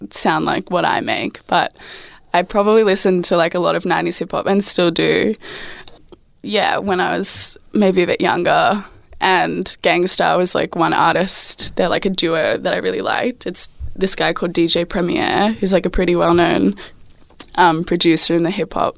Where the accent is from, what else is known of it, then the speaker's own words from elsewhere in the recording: Canberra, Australian Capital Territory, Australia; now in Melbourne, Australia; I'm from Canberra originally